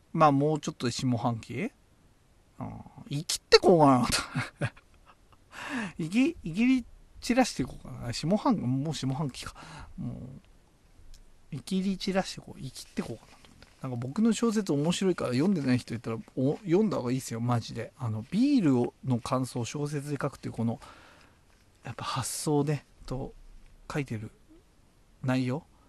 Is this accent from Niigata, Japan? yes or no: no; Tochigi, Japan; 僕も栃木出身